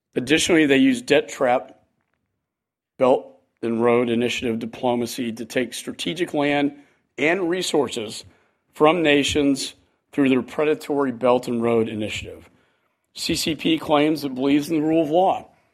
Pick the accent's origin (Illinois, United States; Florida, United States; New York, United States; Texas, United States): Texas, United States; Texas A and M University, my home state